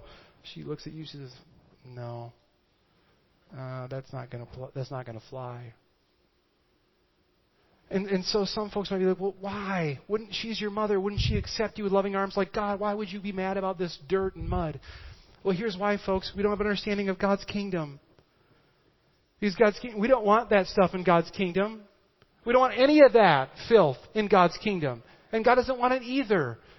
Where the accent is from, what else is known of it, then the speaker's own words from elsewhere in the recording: Midwest, United States; I am from the Midwest, and what we do is we take a scrub brush and we just scrub that up.